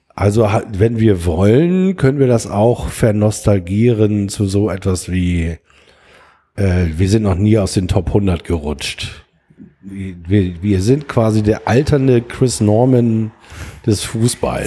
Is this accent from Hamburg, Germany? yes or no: yes; Hamburg, Germany; ich bin aufgewachsen in Blankenese